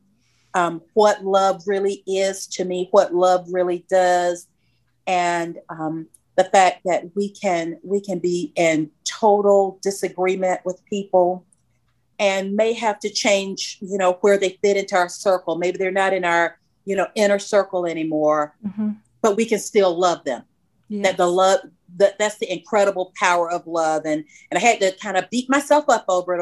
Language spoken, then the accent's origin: English; Macon, Georgia, United States; I grew up in Macon, Georgia, which is about 100 miles south of Atlanta proper.